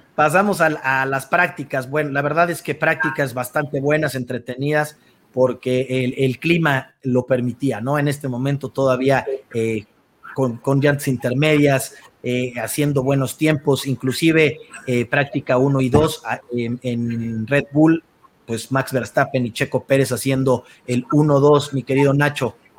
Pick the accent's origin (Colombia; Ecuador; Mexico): Mexico; nosotros como mexicanos